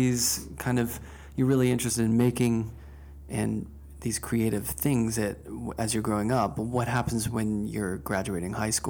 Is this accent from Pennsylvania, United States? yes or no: yes; Pittsburgh, Pennsylvania, United States; I grew up in Pittsburgh at the Carnegie Museum with Van Gogh.